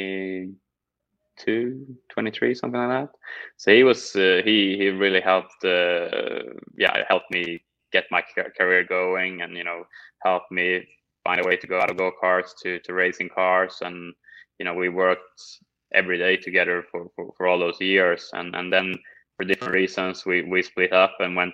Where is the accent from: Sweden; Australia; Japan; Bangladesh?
Sweden; moved away as an adult; now in United States; growing up in Sweden